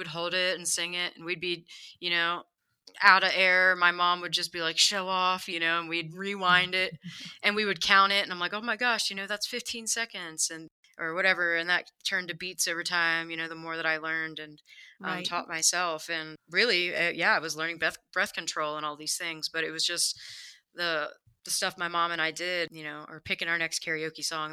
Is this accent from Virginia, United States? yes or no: yes; Harrisonburg, Virginia, United States; also born or lived in Glen Burnie, Maryland; now in Denver, United States; And then when my parents separated, my dad moved to Virginia, and my older brother and I moved out there with him.